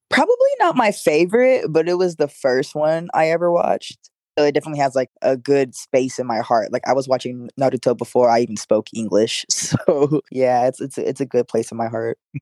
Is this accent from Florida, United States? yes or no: yes; Florida, United States; I'm from Florida